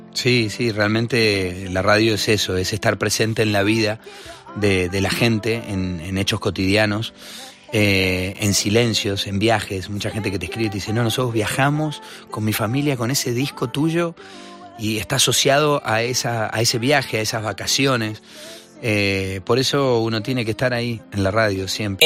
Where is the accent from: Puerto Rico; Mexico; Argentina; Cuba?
Argentina; Que también crecí Vos sabés que en Argentina hay una influencia del rock y del pop muy grande